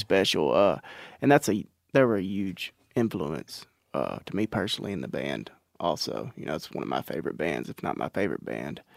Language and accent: English; Natchez, Texas, United States; I'm actually from Natchez, which is about ten miles uh, fifty-eight miles outside of Palestine, which is just in East Texas